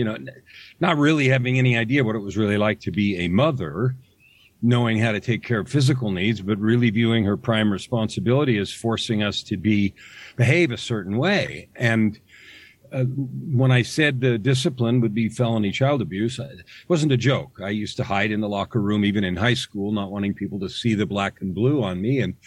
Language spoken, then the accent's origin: English; San Francisco Bay Area, California, United States; I grew up in the San Francisco Bay Area in the days when the hippies were born and died.